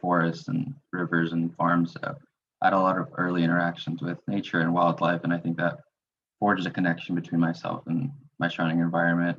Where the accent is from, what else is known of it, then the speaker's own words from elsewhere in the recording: Houston, Texas, United States; I'm originally from Houston, Texas.